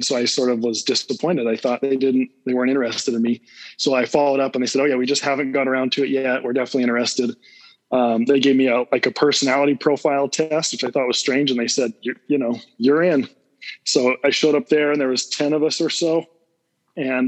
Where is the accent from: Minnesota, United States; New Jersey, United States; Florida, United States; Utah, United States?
Utah, United States; Salt Lake City; also born or lived in Cedar City, Utah; I was born and raised in Salt Lake City area